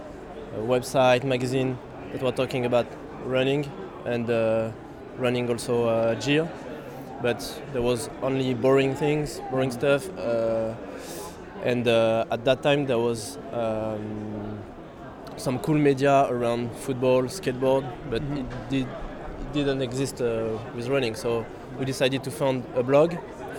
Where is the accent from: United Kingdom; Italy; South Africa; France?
France; Lyon, Auvergne-Rhône-Alpes; also born or lived in Paris; now in Lyon, France; I used to run in a club in my hometown in Lyon